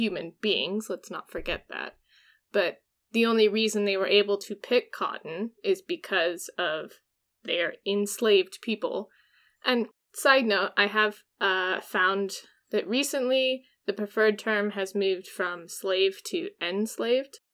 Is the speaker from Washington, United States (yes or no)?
yes; Washington, United States; I'm from Washington